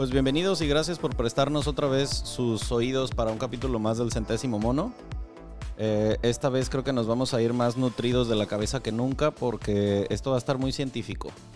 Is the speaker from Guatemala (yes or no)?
no; Michoacán, Mexico; yo crecí en Michoacán